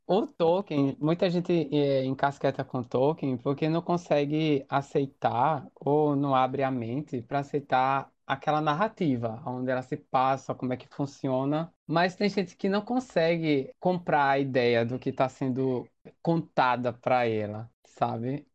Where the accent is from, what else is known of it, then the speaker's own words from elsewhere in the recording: Maceió, Alagoas, Brazil; eu sou de Maceió